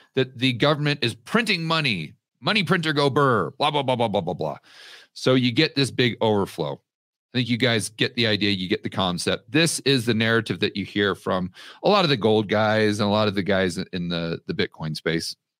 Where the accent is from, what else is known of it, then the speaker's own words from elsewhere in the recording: United States; moved away as an adult; now in Colombia; I'm still an American citizen